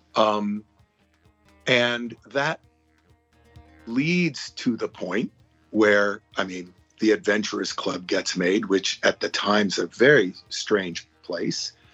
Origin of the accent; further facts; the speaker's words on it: Hawaii, United States; moved away; I'm a little kid who grew up in Hawaii